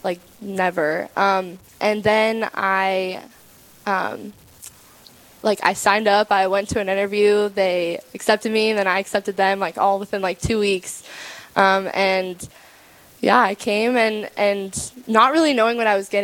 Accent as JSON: {"language": "English", "region": "Ohio", "country": "United States", "said": "I'm 18. I'm from Ohio."}